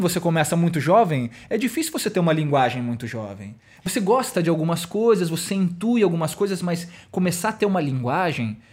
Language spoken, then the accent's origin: Portuguese; São Paulo, Brazil; eu sou aqui de São Paulo mesmo